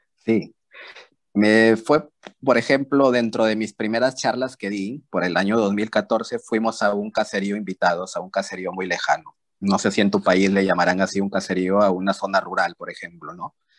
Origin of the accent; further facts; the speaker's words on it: Peru; yo soy de Perú